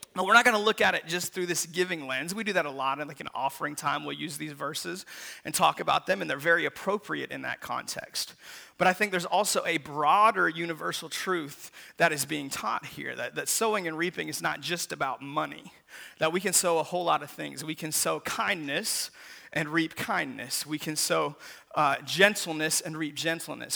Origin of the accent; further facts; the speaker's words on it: Seattle, Washington, United States; when I was a kid growing up in Seattle